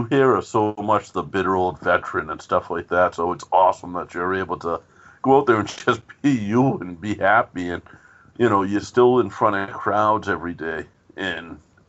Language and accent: English; South Boston, Massachusetts, United States; Me and Joe grew up in a town. We grew up in South Boston, Massachusetts.